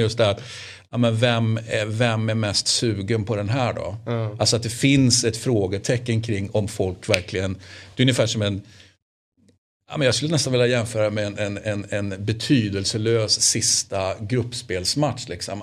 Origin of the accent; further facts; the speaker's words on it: Sweden; som svensk